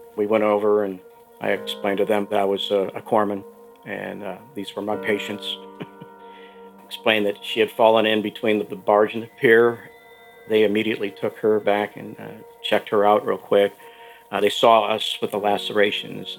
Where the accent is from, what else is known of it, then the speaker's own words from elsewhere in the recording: Pensacola, Florida, United States; I'm from Pensacola, Florida, home of the Blue Angels